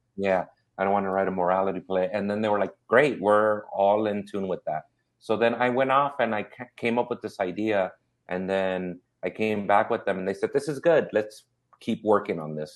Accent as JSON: {"language": "English", "town": "Inglewood", "region": "California", "country": "United States", "tie": "born or raised there", "also_born_or_lived": "South Central, Los Angeles", "said": "I grew up in Inglewood and South Central."}